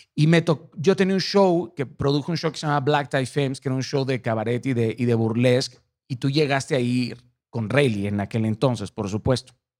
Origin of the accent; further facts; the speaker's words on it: Mazatlán, Sinaloa, Mexico; yo soy de Mazatlán